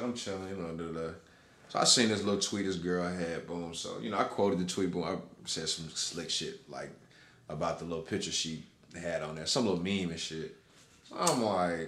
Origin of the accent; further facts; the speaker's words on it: Charlotte, North Carolina, United States; I'm from Charlotte